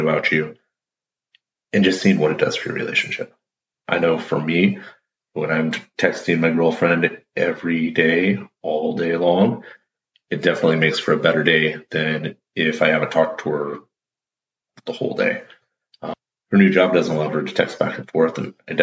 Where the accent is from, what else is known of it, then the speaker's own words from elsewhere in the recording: Pacific Northwest, United States; I'm from the Pacific Northwest